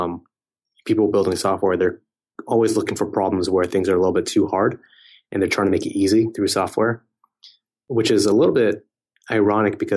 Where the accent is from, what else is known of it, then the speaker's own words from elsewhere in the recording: Silicon Valley, California, United States; I grew up around a lot of technology companies growing up in Silicon Valley